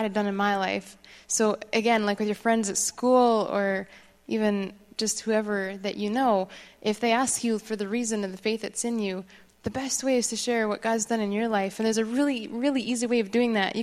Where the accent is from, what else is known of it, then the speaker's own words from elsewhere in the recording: Quebec, Canada; moved away; I grew up in Quebec